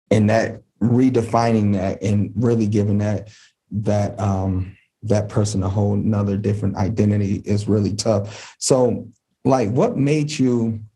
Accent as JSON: {"language": "English", "town": "Detroit", "region": "Michigan", "country": "United States", "tie": "born or raised there", "said": "growing up in Detroit and then moving out the city, really crossing 8 Mile"}